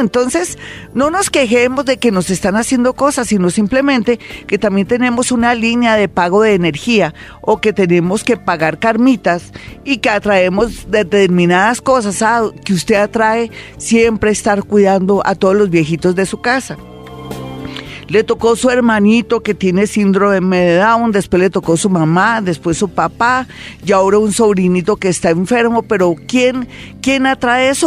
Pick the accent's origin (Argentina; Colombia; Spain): Colombia; somos bellos los colombianos